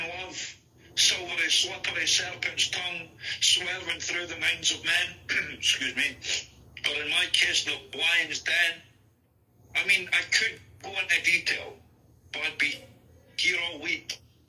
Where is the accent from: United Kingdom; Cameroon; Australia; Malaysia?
United Kingdom; Scotland; accent: mixed Scottish; I've lived in like 4 different areas in Scotland as well. That's why, like, my accent's just a mixture of loads of different areas, loads of different accents.